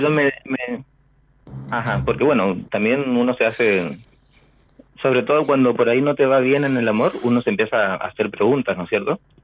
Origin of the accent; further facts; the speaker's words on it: Chaco, Argentina; moved away as an adult; now in Peru; yo nací en el Chaco, en San Sí. Pero hace como unos siete años me fui y estoy viviendo en Perú